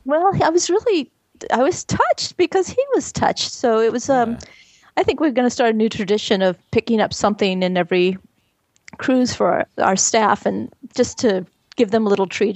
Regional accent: Texas, United States; We're from Texas

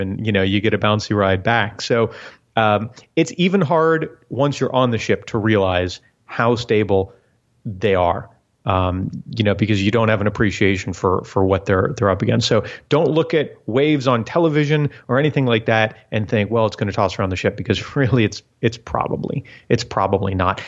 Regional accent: South Florida, United States; when I was a kid, growing, growing up in South Florida

